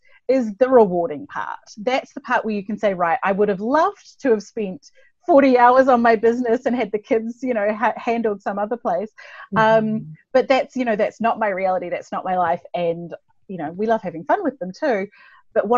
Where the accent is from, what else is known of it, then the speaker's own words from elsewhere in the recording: New Zealand; I'm from New Zealand, if you're wondering where the accent is from.